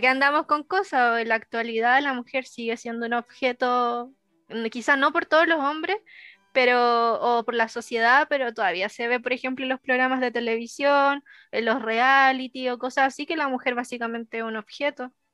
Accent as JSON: {"language": "Spanish", "town": "Arica", "region": "Arica y Parinacota", "country": "Chile", "said": "yo soy de Arica"}